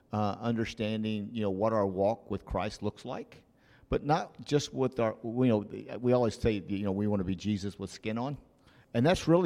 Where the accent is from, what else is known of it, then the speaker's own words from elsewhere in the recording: Oklahoma City, Oklahoma, United States; I remember being in Okinawa, Japan, and I came from Oklahoma City